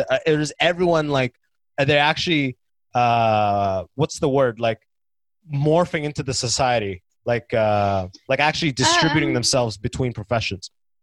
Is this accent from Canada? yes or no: yes; Canada; also born or lived in Oman; I grew up in Oman for a couple of years, then I moved to Canada when I was in grade one, so 6 years old.